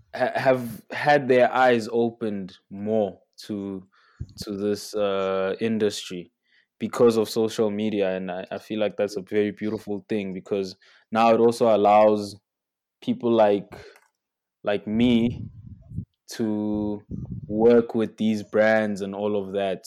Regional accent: South Africa; as a South African kid

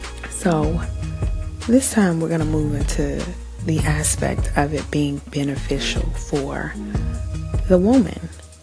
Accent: New Zealand; and I am Kiwi.

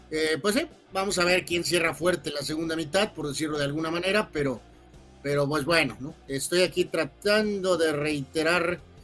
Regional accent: Mexico; nuestro país.

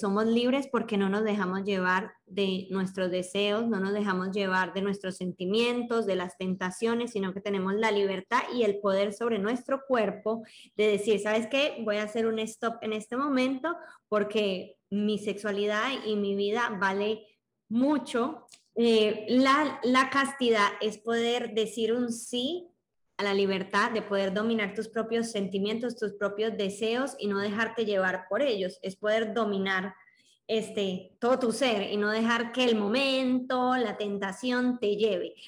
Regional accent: Colombia; tengo 24 años, soy de Colombia

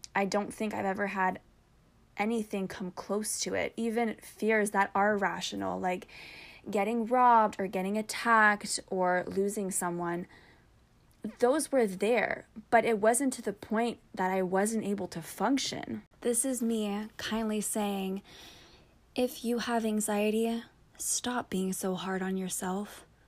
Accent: Canada; I'm also Canadian, and my blood is 90% maple syrup

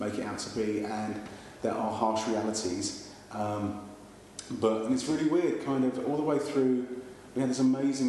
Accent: London, United Kingdom; accent: East End; I can't say that properly because I come from the East End and it betrays me

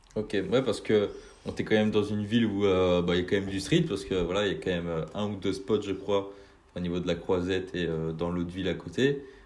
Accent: Brittany, France; je suis de Bretagne, donc euh, plus euh, dans, dans l'ouest

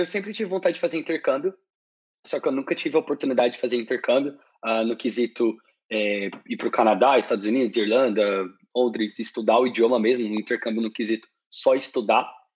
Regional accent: Brazil; moved away; tenho tantos anos, sou do Brasil

